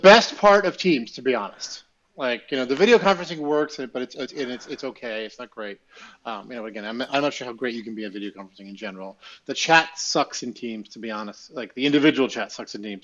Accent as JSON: {"language": "English", "country": "Russia", "tie": "born or raised there", "moved": "yes", "lives_now": "United States", "said": "you're growing up in Russia."}